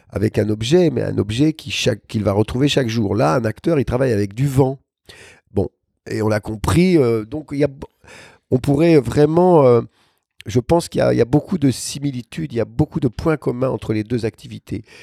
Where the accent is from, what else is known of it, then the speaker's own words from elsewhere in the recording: Brest, Brittany, France; also born or lived in Saint-Mandé / Toulon / Tahiti; je suis né à Saint-Mandé, mais très rapidement, on est parti à Brest, ensuite à Toulon et après à Tahiti.